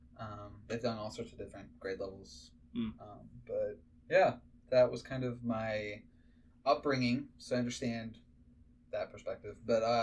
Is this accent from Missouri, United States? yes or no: no; Green Bay, Wisconsin, United States; now in Texas, United States; I grew up in the Midwest, Green Bay, Wisconsin, home of the Packers.